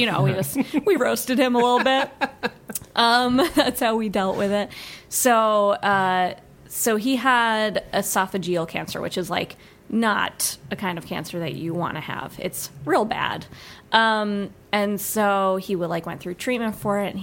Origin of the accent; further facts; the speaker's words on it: Colorado, United States; moved away as an adult; also born or lived in New York City; even though we are from Colorado, we just all happen to live in New York